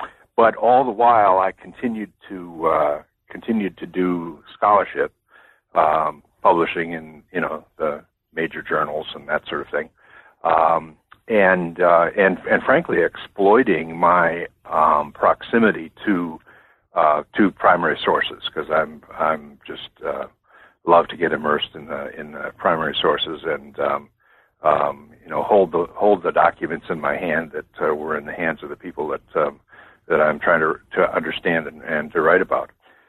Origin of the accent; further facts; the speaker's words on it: Wisconsin, United States; now in Virginia, United States; I grew up in Wisconsin a long time ago.